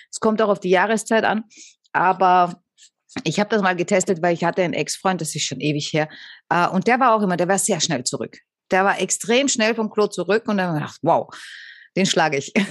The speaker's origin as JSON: {"language": "German", "country": "Austria"}